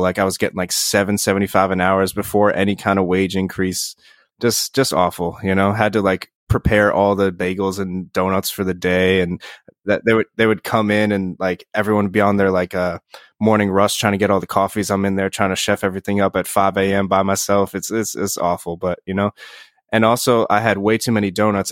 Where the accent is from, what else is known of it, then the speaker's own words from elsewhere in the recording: Poughkeepsie, New York, United States; also born or lived in Bronx, New York / Yonkers, New York; born in, like, the Bronx and lived in Yonkers until I was, like, nine, and then I moved up to, uh, around, like, the Poughkeepsie area